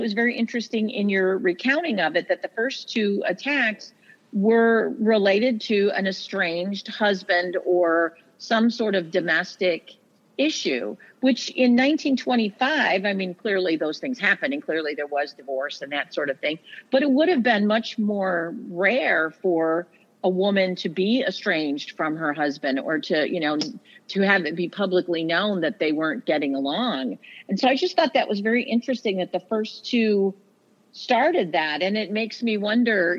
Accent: Toledo, Ohio, United States; also born or lived in Genoa, Ohio; I was born in Toledo. I've lived my whole life in this area

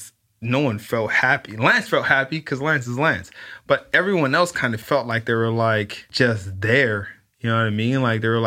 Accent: Los Angeles, California, United States; And, you know, growing up in South Central and kind of understanding that you live this life of having to be very careful

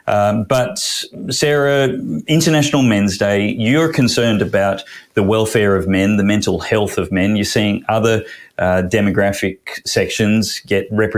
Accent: Queensland, Australia; my home state

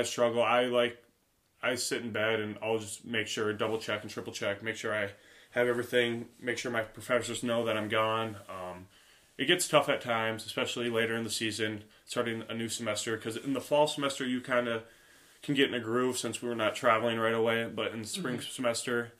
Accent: Watkins, Minnesota, United States; I'm from Watkins, Minnesota. Grew up on a small farm in a small town of about 1,000 people

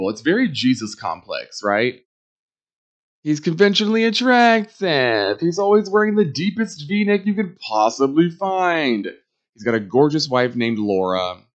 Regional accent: New York, United States; because me as a New Yorker, I was living in New York at the time

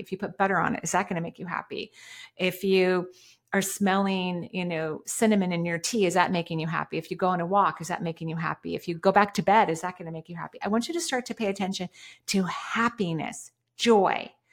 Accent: Washington, United States; I was born in the Northwest in Washington State

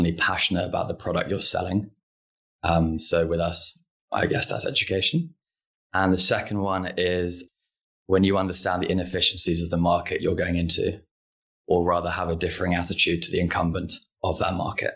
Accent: England, United Kingdom; also born or lived in Hong Kong; moved to England when I was 8. Went to school until I was 18

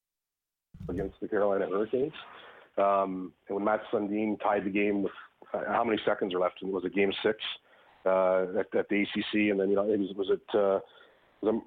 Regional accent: Canada; I am Canadian, not American

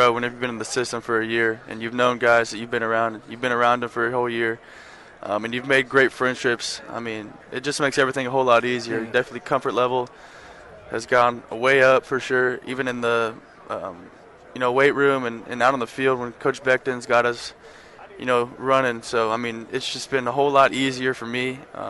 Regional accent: Texas, United States; obviously, growing up in Texas, you wanted to end up playing the last game of the season here.

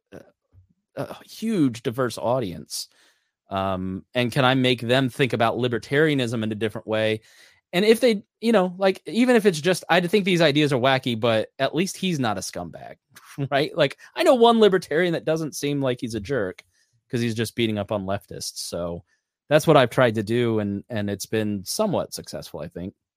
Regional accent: Plainfield, Indiana, United States; my hometown of Plainfield, Indiana

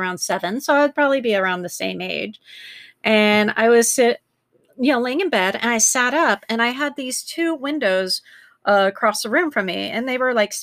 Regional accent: Glendale, United States; I grew up in Glendale.

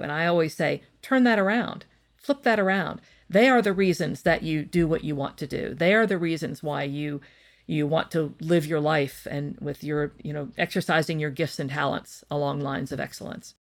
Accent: West Virginia, United States; I come from West Virginia, and I think it's a very hardworking state filled with hardworking people. Maybe that's the West Virginian me talking

